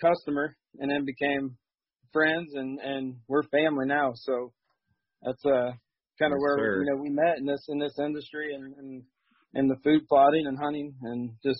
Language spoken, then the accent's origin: English; north of Dayton, Ohio, United States; I'm north of Dayton, Ohio.